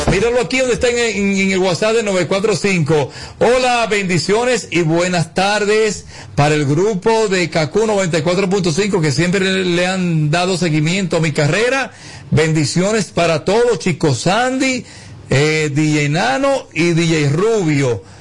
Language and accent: Spanish; Puerto Rico; now in Miami, United States; Eh, resido en Miami, pero soy de Puerto Rico.